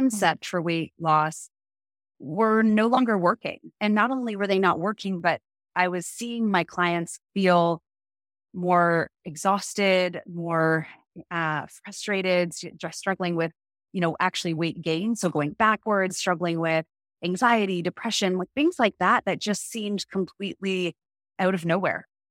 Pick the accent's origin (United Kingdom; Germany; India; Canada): Canada; now in United States; I am a Canadian living in America.